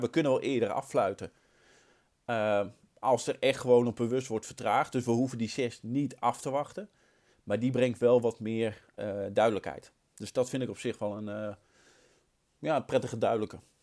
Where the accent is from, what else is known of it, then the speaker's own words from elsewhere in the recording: Utrecht, Netherlands; also born or lived in Nieuwegein; mijn eerste scheidsrechtersvak, regio Utrecht. Ehm, ik ben geboren in de Meren